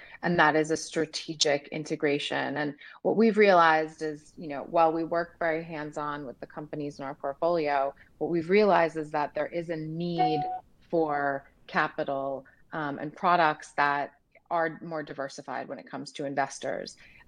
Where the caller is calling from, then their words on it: Dallas, Texas, United States; I am dialing from Dallas, Texas.